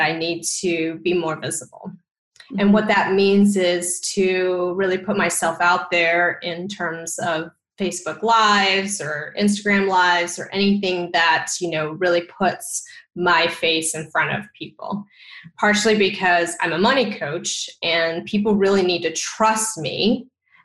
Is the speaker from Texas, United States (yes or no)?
yes; Texas, United States; I am Asian American, and I grew up in Texas, where there weren't a lot of Asian Americans